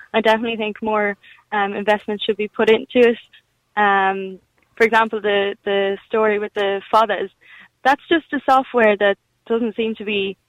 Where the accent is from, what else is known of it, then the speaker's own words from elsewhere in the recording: County Clare, Munster, Ireland; moved away as an adult; now in Galway, Ireland; So I'm from County Clare, outside the Gaeltacht, and I'm studying Irish and media through Irish in Galway.